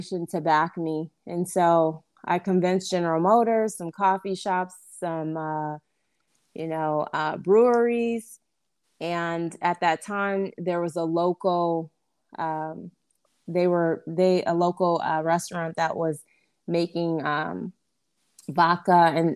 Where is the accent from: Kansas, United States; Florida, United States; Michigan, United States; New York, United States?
Michigan, United States; Grand Rapids; born or raised there; moved away as an adult; now in Detroit, United States